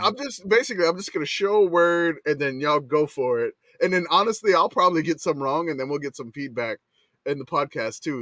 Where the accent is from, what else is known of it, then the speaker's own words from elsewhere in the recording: New Orleans, Louisiana, United States; now in San Antonio, United States; I grew up in New Orleans